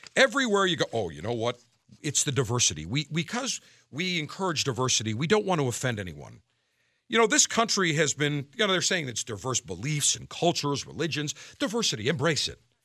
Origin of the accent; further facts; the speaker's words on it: Buffalo, New York, United States; my hometown, Buffalo, New York